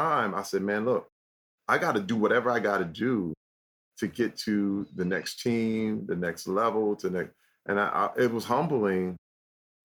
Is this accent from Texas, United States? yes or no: no; Flint, Michigan, United States; growing up in Flint, I used to get clowned for talking white